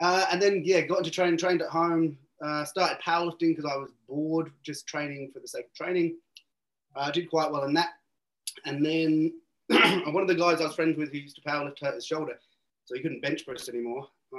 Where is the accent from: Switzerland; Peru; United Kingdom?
United Kingdom; Birmingham, West Midlands; moved away as an adult; also born or lived in Cornwall; now in Australia; Born in Birmingham, lived there till I was 11, moved down to Cornwall